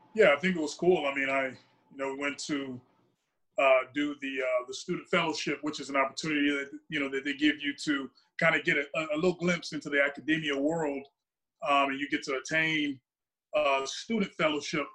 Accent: Dallas, Texas, United States; moved away as an adult; also born or lived in Davie, Florida; I'm not from Florida. I'm from Dallas, Texas

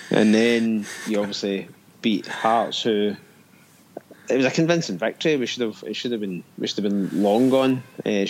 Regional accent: Scotland, United Kingdom; accent: Scottish; moved away; I've actually angry Scotsman.

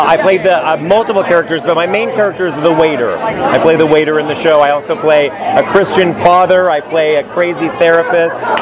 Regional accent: California, United States; I grew up here in California

